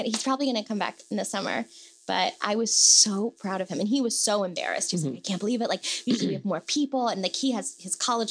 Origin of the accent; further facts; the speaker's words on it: Bethesda, Maryland, United States; now in New York City, United States; Bethesda, Maryland. And I hated it growing up